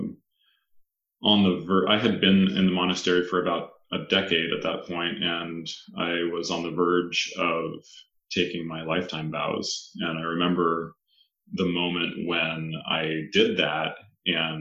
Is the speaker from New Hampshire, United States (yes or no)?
no; Northern California, United States; also born or lived in Kauai, Hawaii; growing up in Northern California